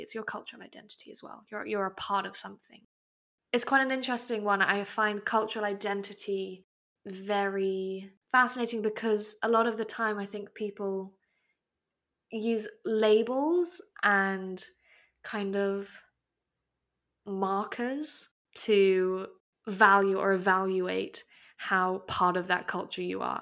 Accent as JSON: {"language": "English", "country": "Hong Kong", "tie": "born or raised there", "accent": "very English", "said": "I was born and raised in Hong Kong"}